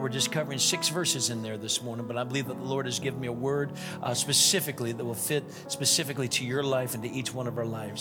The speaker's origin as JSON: {"language": "English", "town": "Naples", "region": "Florida", "country": "United States", "tie": "born or raised there", "also_born_or_lived": "Rochester, Minnesota / New Orleans, Louisiana", "said": "That's where I spent the most of my life down there"}